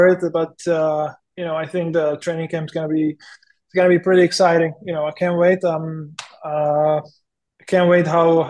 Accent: Písek, South Bohemian Region, Czechia; English is a second language; moved away as an adult; also born or lived in Chomutov / Chicago; now in San Jose, United States; my dad, he still lives in my hometown Písek

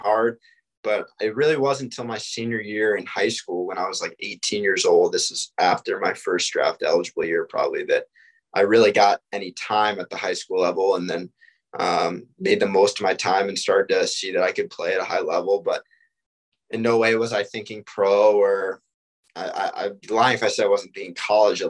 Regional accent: Greenwich, Connecticut, United States; moved away as an adult; I went to prep school in Connecticut, actually in my hometown

